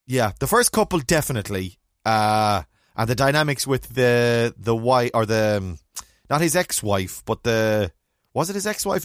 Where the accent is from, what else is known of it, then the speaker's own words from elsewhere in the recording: Ireland; being Irish